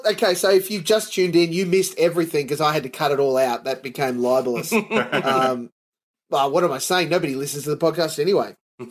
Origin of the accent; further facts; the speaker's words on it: Australia; I'm as Aussie as they come